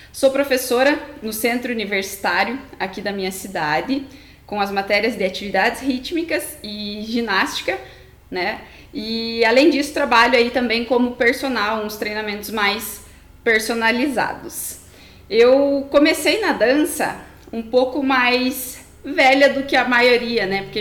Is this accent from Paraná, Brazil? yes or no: yes; União da Vitória, Paraná, Brazil; tenho 25 anos e eu sou de uma cidade do interior do Paraná, União da Vitória.